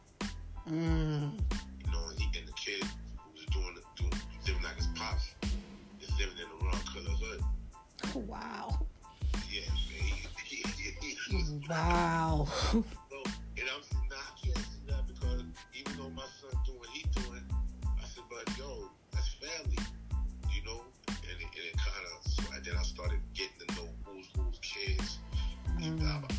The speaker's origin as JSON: {"language": "English", "town": "New York City", "region": "New York", "country": "United States", "tie": "born or raised there", "also_born_or_lived": "Rutland Plaza", "said": "I was raised around here in Crown Heights"}